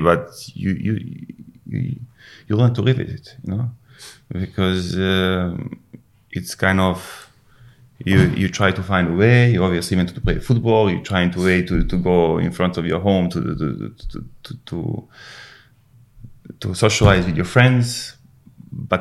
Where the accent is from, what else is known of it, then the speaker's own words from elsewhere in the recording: Užice, Serbia; English is a second language; moved away as an adult; also born or lived in Moscow, Russia / Manchester, United Kingdom; I moved back to my hometown, Užice